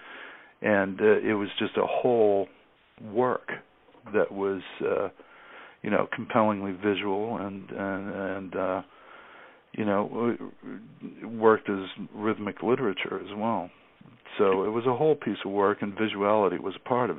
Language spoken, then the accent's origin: English; Boston, Massachusetts, United States; moved away; also born or lived in Los Angeles; I'm from Boston